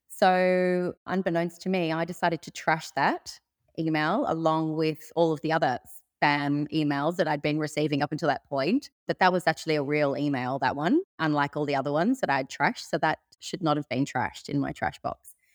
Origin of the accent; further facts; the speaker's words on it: Sydney, New South Wales, Australia; moved away as an adult; now in Byron Bay, Australia; I'm originally from Sydney, but moved up to Byron Bay about eight years ago